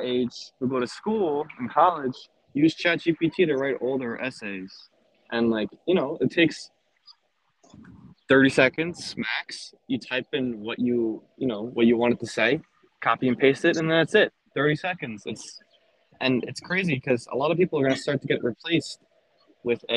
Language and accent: English; Nassau County, Long Island, New York, United States; I'm from Nassau County in Long Island